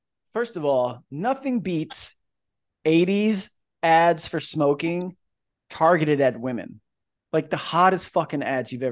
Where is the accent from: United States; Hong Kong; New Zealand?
United States; Kissimmee, Florida; also born or lived in California; now in Virginia, United States; I grew up in Florida